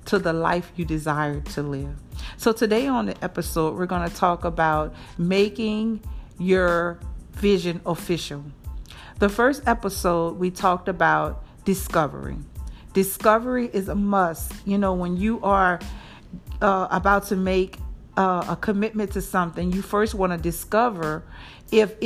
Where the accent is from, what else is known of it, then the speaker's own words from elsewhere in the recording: New Orleans, Louisiana, United States; moved away as an adult; now in Jackson, United States; I'm from New Orleans, born and raised there. And I now reside in Jackson, Mississippi for almost 13 years.